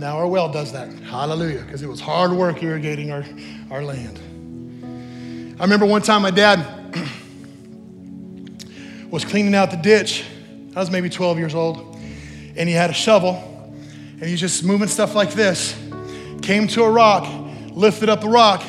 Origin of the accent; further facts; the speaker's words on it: New Mexico, United States; moved away; I grew up in New Mexico